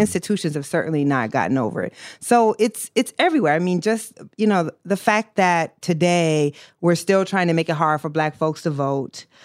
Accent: Iowa, United States; I grew up in Iowa

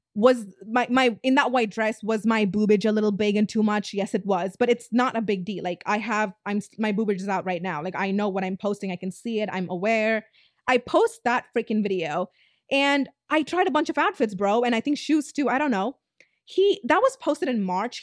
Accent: Tamil Nadu, India; I'm Indian, South Indian, Tamilian

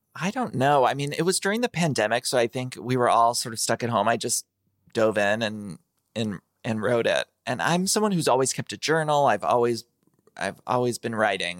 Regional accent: Ohio, United States; I grew up in Ohio

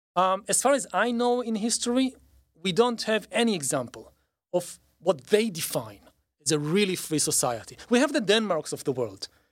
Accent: Israel; growing up in Israel

